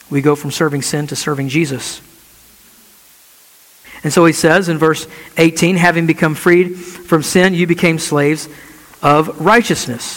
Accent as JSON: {"language": "English", "country": "United States", "said": "us as American evangelical Christians"}